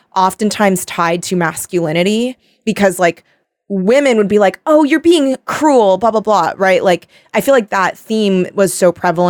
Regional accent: Torrance, California, United States; no, yeah, because I'm from Torrance.

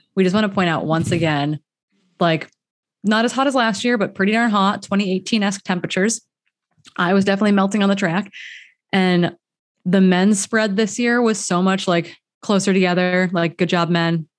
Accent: Wisconsin, United States; I'm from Wisconsin

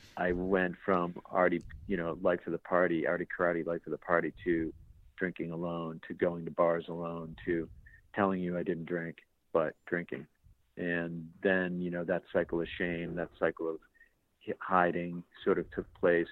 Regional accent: Boston, Massachusetts, United States; an Irish kid from Boston

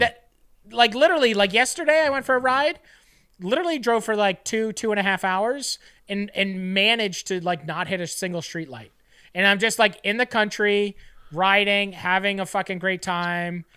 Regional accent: Fort Erie, Ontario, Canada; a kid growing up in Fort Erie

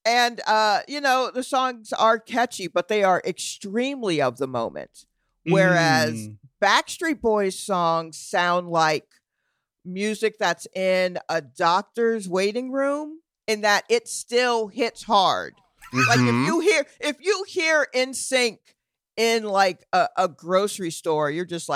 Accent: Atlanta, Georgia, United States; moved away as an adult; also born or lived in Brooklyn, New York; now in New York, United States; I was born in New York, and then my family moved when I was like 8. So I was born in Brooklyn, and then we moved to Atlanta. So I am an Atlanta person.

